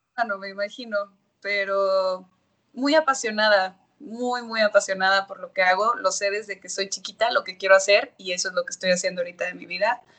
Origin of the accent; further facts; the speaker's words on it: Monterrey, Nuevo León, Mexico; moved away as an adult; also born or lived in Mexico City; cuando ya llegué yo a la Ciudad de México, soy de Monterrey, y llegué a los 18 años